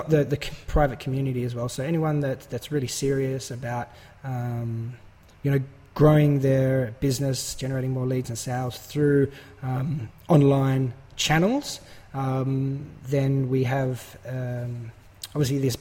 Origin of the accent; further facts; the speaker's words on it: Australia; we're both Australian